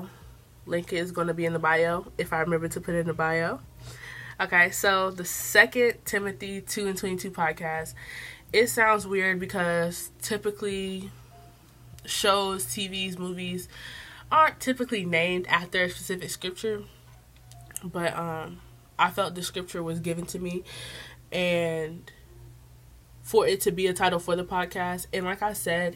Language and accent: English; the South, United States; accent: Southern; I'm from the South